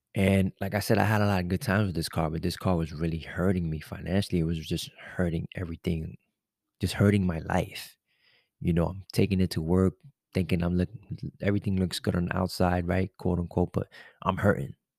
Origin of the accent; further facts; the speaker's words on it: New York City, New York, United States; I'm a New Yorker. I'm from the city